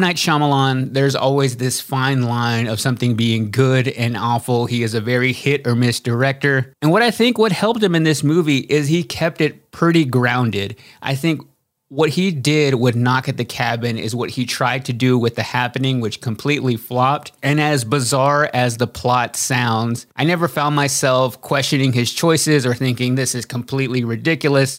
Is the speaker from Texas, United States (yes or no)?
yes; Waxahachie, Texas, United States; I grew up in Waxahachie, Texas